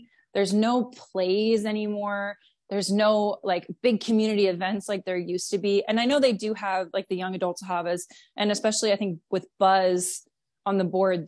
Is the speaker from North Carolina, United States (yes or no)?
no; Myrtle Beach, South Carolina, United States; growing up in Myrtle Beach and working on the center